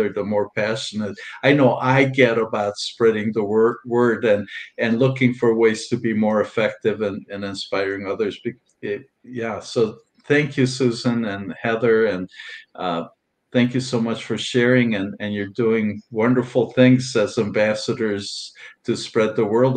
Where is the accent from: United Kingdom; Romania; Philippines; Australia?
Romania; Transylvania; now in United States; I was born in Transylvania and Romania, and there were no vegans back there at that time. And this has been a while, and at that time back there. In fact, I grew up in a small town